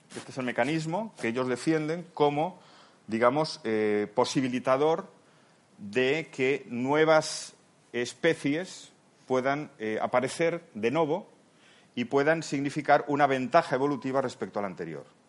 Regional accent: Spain; also born or lived in Palma de Mallorca, Spain; now in Seville, Spain

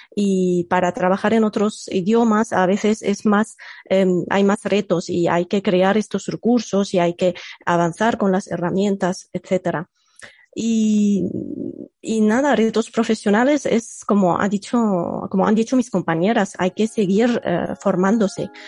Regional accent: Egypt; first language Arabic; Spanish is a second language; moved away; yo soy eh, nativa de Egipto y mi lengua materna es el árabe

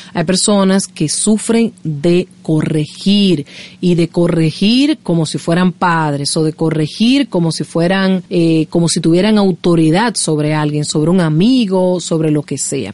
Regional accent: Dominican Republic; soy dominicana. Me encanta mi país.

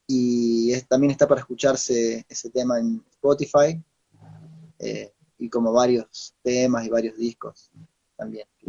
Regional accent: Entre Ríos, Argentina; moved away as an adult; now in La Plata, Argentina; nací en Entre Ríos

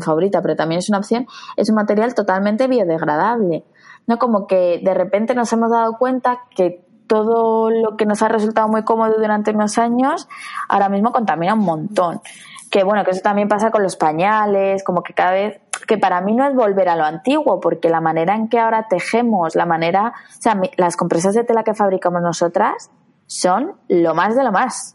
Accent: Madrid, Community of Madrid, Spain; yo soy de Madrid, de la Comunidad de Madrid

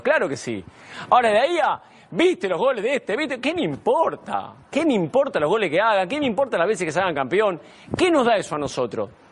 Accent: Argentina; Yo nací en Argentina

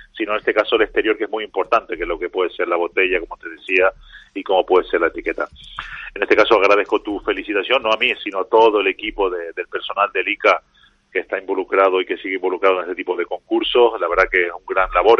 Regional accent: Canary Islands, Spain; nosotros también como canarios

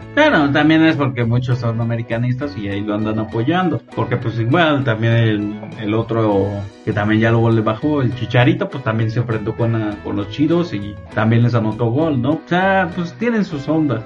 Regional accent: Mexico; nosotros como mexicanos

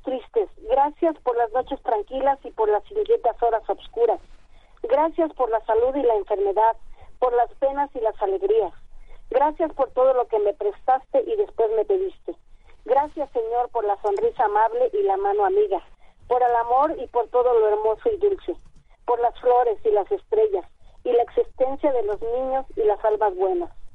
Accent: Nezahualcóyotl, State of Mexico, Mexico; also born or lived in Tacubaya, Mexico City; ya soy de Mesa porque llegué aquí a los 6 años, aquí a Ciudad de Nezahualcóyotl pero yo nací en Tacubaya

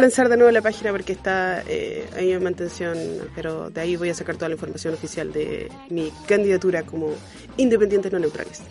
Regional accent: Chile; soy chilena

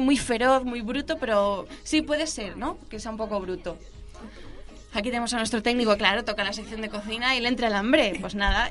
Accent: Calpe, Valencian Community, Spain; Mi ah. pueblo, bueno, en mi caso es Calpe, Calpe de la provincia

